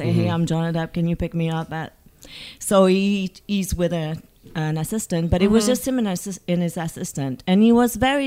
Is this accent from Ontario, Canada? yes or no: no; Montreal, Quebec, Canada; accent: French; moved away; I'm from Montreal